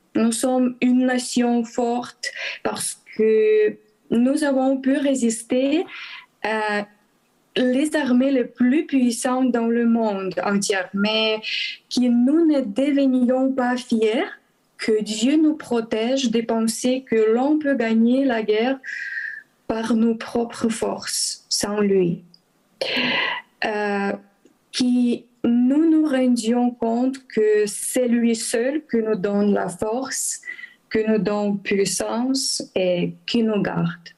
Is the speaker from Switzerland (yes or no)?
no; Transcarpathia, western Ukraine, Zakarpattia Oblast, Ukraine; French is a second language; moved away as an adult; also born or lived in Kyiv, Ukraine; je suis ukrainienne, j'ai 32 ans, euh, je suis chrétien. je suis membre de l'Église évangélique baptiste depuis 17 ans. je suis née à l'ouest de l'Ukraine, dans les régions Transcarpathie